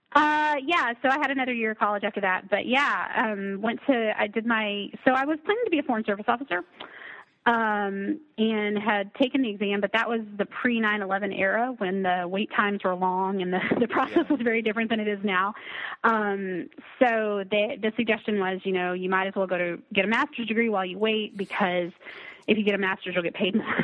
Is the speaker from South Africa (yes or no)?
no; near Lubbock, West Texas, United States; now in Maine, United States; I'm from originally from a small town um, yeah. in West Texas. I'll just it's near Lubbock.